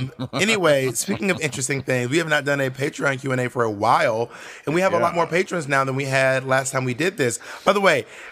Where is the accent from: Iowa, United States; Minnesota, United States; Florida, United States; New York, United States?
New York, United States; New York City; I'm from Washington Heights